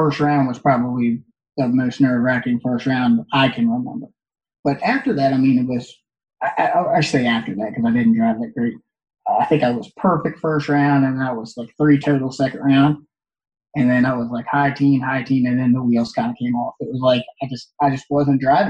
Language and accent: English; Northeast, United States; growing up in the Northeast